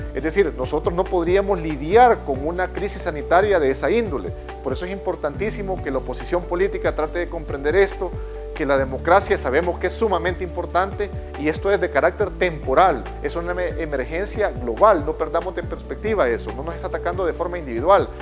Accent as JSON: {"language": "Spanish", "country": "El Salvador", "said": "como salvadoreños"}